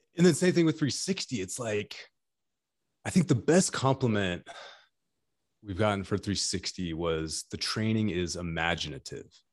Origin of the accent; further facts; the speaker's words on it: California, United States; I'm from California